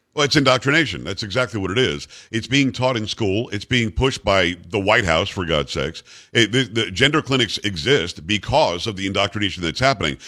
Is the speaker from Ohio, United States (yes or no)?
no; South Florida, United States; moved away; growing up in South Florida.